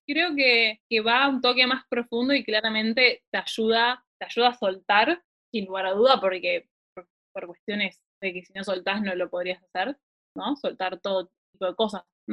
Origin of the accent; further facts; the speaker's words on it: Argentina; moved away as an adult; now in New Zealand; nací en Argentina, tuve una buena familia, tuve una buena crianza